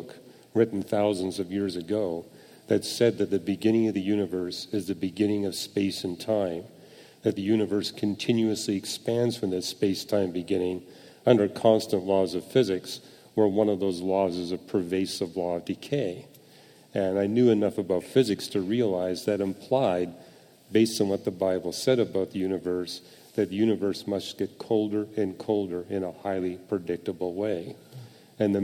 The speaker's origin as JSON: {"language": "English", "country": "Canada", "tie": "born or raised there", "said": "I was born and raised in Canada."}